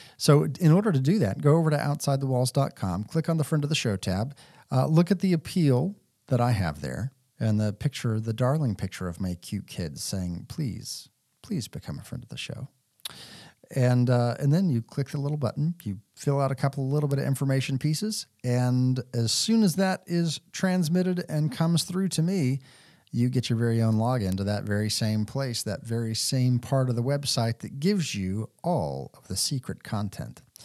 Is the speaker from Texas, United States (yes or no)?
yes; Texas, United States; I grew up in Texas